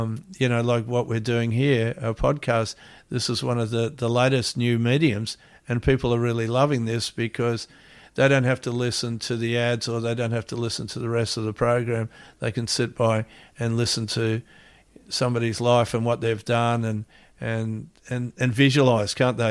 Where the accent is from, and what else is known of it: Gold Coast, Queensland, Australia; born or raised there; also born or lived in Melbourne, Victoria, Australia / Hawaii, United States